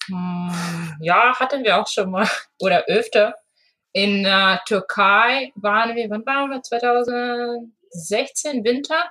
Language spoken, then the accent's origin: German; Russia; moved away; also born or lived in Hamburg, Germany; Ich komme ursprünglich aus Russland